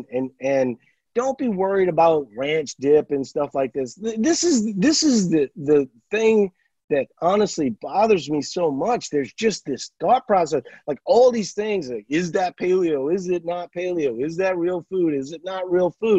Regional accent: Louisiana, United States; moved away; I'm from Louisiana originally

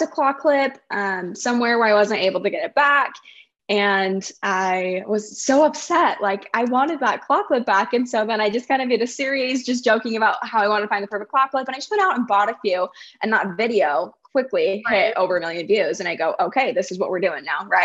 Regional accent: Pleasant Grove, Utah, United States; moved away as an adult; now in Austin, United States; I live in Austin, Texas, but I came from Utah. So I grew up in Pleasant Grove, Utah

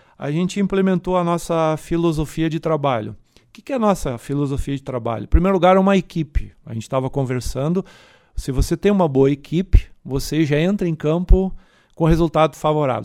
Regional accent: Forquetinha, Rio Grande do Sul, Brazil; Eu sou do interior de Lajado, na época, um lugar chamado Forquetinha, hoje é município

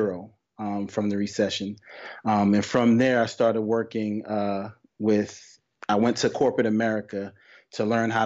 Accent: New York, United States; born and raised in New York

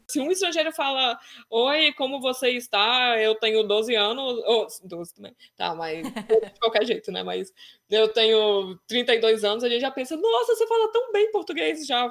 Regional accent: Brazil; moved away as an adult; now in Vienna, Austria; E a gente, como brasileiro, a nossa família geralmente é grande

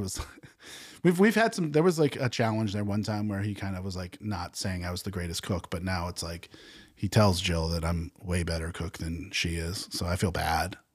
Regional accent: New England, United States; moved away as an adult; I grew up in New England

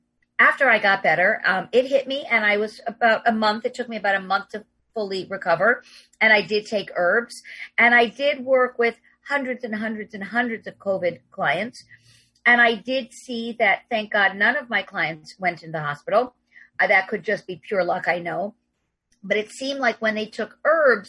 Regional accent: New York City, New York, United States; I'm a New Yorker

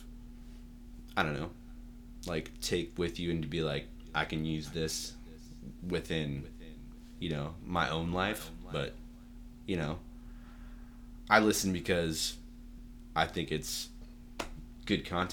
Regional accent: Austin, Texas, United States; also born or lived in Irving, Texas; I moved to Austin when I was maybe four, and I've been in Austin ever since. Grew up in South Austin

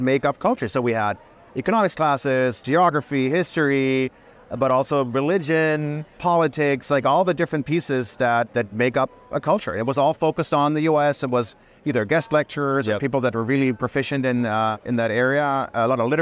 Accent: Germany; moved away as an adult; also born or lived in Bonn; I grew up in Germany. I'm German

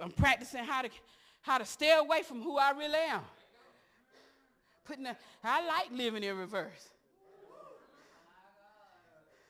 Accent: Osceola, United States; from Osceola

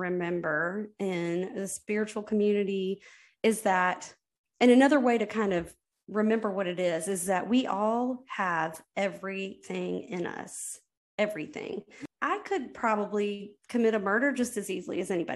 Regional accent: United States; as an American girl

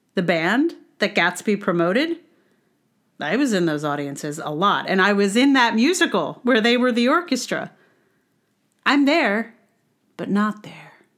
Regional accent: Charlottesville, Virginia, United States; now in New York City, United States; I am from Charlottesville.

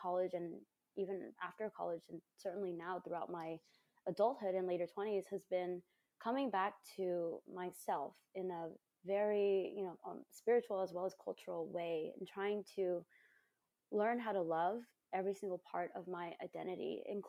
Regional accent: Covina, California, United States; I was born and raised in Covina in California

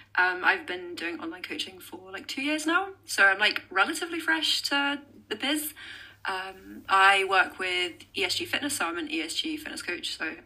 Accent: Loughborough, East Midlands, United Kingdom; moved away as an adult; now in Scotland, United Kingdom; Nottingham, England, but I've lived up in Scotland for like 12 years now. Originally came up here for university and then just never left.

